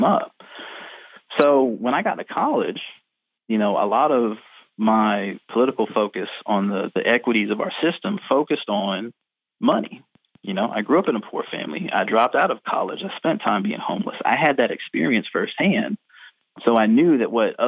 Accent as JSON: {"language": "English", "town": "Virginia Beach", "region": "Virginia", "country": "United States", "tie": "born or raised there", "said": "I grew up in Virginia Beach, Virginia"}